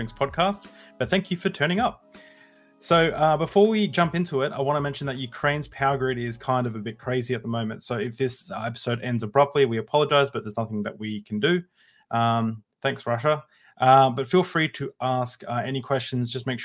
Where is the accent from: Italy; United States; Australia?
Australia; I'm Australian